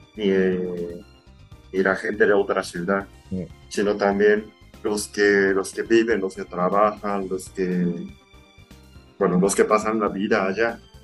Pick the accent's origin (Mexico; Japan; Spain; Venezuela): Japan; Izumisano, Osaka; accent: southern Osaka; Spanish is a second language; moved away as an adult; also born or lived in Kobe; yo soy de una ciudad suburbana de la prefectura de Osaka